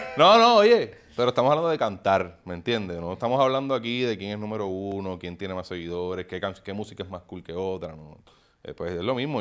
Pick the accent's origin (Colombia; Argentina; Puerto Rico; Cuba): Puerto Rico; era profeta en mi tierra